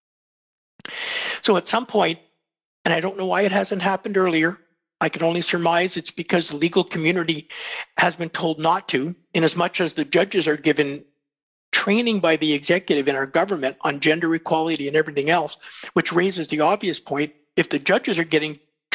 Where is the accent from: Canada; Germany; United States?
Canada; Winnipeg, Manitoba; When I grew up in Winnipeg, people kept their doors open, their cars open